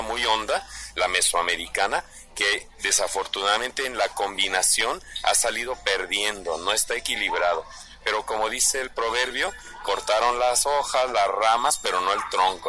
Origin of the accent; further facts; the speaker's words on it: Mexico; como mexicanos